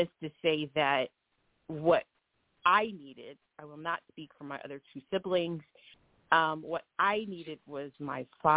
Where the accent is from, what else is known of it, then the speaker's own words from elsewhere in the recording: Springfield, Ohio, United States; I grew up in Springfield, Ohio